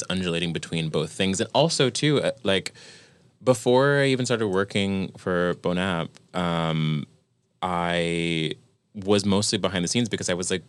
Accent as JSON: {"language": "English", "region": "New York", "country": "United States", "said": "we're from New York"}